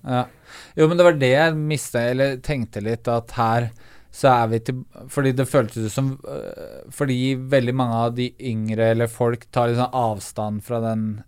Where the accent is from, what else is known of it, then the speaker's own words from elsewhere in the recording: Eastern Norway, Norway; for meg som østlending